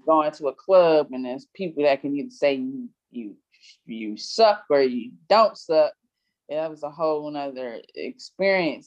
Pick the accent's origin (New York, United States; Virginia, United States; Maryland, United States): Maryland, United States; Prince George's County; also born or lived in Atlanta, Georgia; raised primarily in PG County, um, originally from Atlanta, Georgia